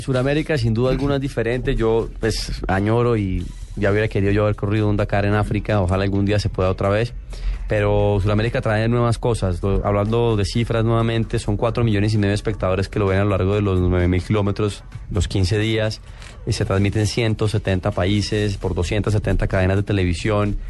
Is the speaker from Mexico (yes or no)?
no; Colombia; como colombiano